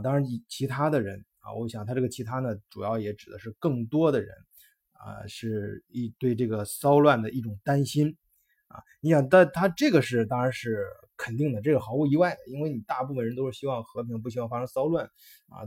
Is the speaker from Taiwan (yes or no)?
no; China; 我们中国人